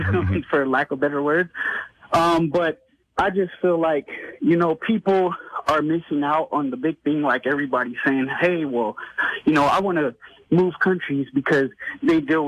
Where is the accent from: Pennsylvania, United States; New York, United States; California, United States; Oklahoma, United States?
New York, United States; New York City; moved away as an adult; also born or lived in Fort Bliss; now in El Paso, United States; I grew up in the Bronx.